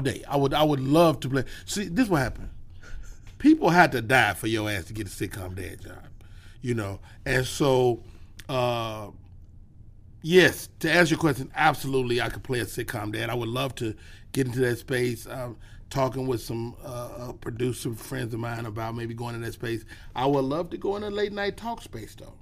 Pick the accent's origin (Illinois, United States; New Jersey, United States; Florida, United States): Illinois, United States; Chicago; I'm from Chicago